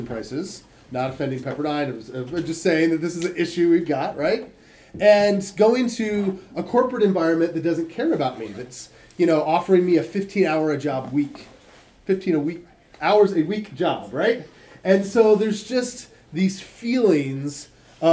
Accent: Michigan, United States; When I was a kid, I grew up in Michigan

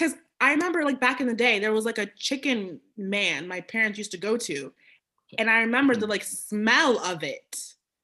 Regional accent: Abeokuta, Ogun State, Nigeria; English is a second language; which is actually my hometown

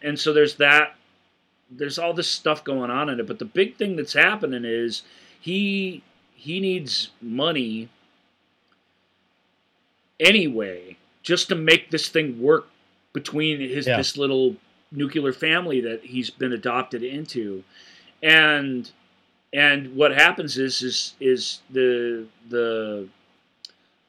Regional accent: Minneapolis, Minnesota, United States; I was born here and my birth parents were American

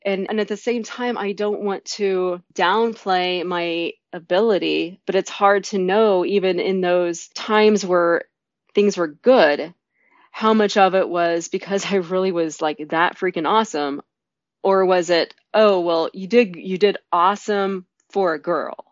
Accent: Norman, Oklahoma, United States; I was from Norman, Oklahoma, an area that is steeped in tradition

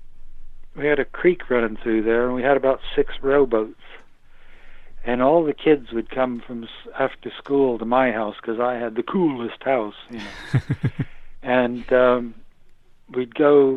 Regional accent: United States; accent: American; moved away as an adult; also born or lived in Britain; now in United Kingdom; I was brought up in America, but I've now lived nearly 40 years in Britain

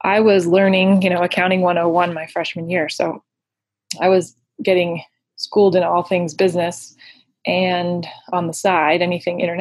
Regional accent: Denver, Colorado, United States; in Denver

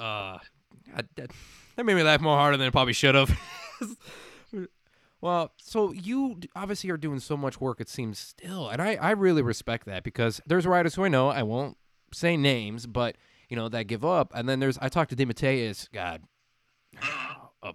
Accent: Illinois, United States; now in Arizona, United States; I grew up in Illinois for about 16 years

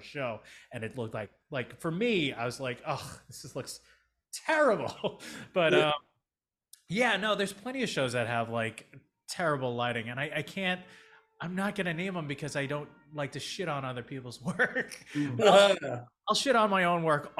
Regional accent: New York City, New York, United States; I am a Filipino DP director who's a father from Staten Island

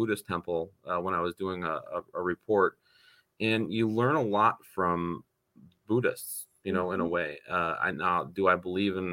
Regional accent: North Tonawanda, New York, United States; North Tonawanda, New York, my hometown.

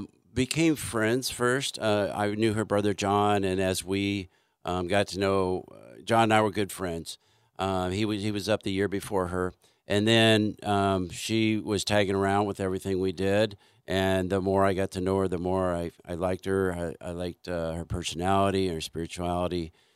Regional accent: Indiana, United States; I grew up on the farm in Indiana.

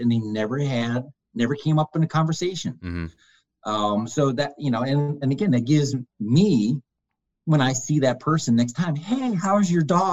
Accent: Detroit, Michigan, United States; I'm originally from the Detroit area

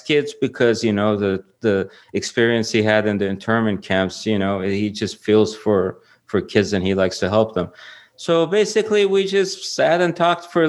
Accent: Iran; moved away; I'm from Iran.

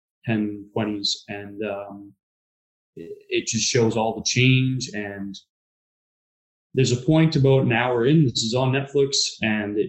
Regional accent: Vancouver, British Columbia, Canada; I can remember being 6 years old, driving down the streets in the downtown east side and seeing it, and I think we can definitely do better as Vancouverites, as British Columbians, as Canadians

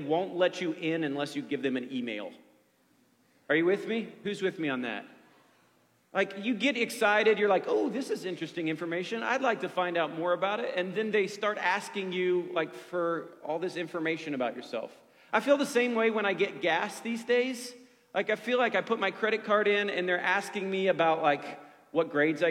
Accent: Ohio, United States; moved away; I grew up in Ohio

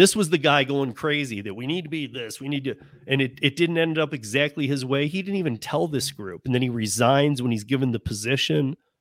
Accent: Michigan, United States; I grew up in Michigan

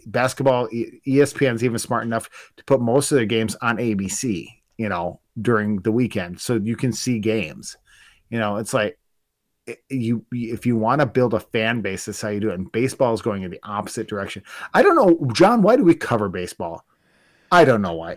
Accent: Spooner, Wisconsin, United States; also born or lived in Duluth, Minnesota; where I grew up in Spooner

